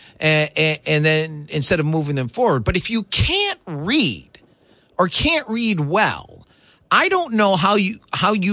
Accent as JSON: {"language": "English", "region": "Michigan", "country": "United States", "lives_now": "West Michigan, United States", "said": "I'm from Michigan, the east side of the state. But after college, I moved away. In 06, I moved back to this part of the state."}